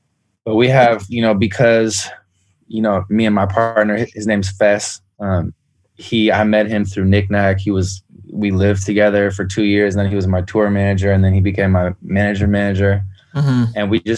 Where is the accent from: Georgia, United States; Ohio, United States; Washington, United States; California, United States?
California, United States; San Francisco; San Francisco, Bay Area.